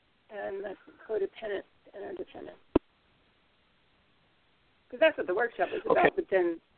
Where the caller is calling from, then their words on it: Ocala, Florida, United States; This is … in Ocala, Florida.